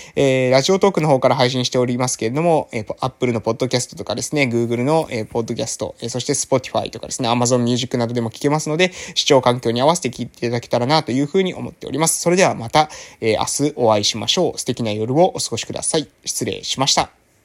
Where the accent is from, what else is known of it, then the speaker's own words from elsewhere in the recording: a village on Amami Oshima, Kagoshima, Japan; moved away as an adult; also born or lived in Fukuoka; ここはですね、私 が生まれ育ったですね、村なわけでございますけれども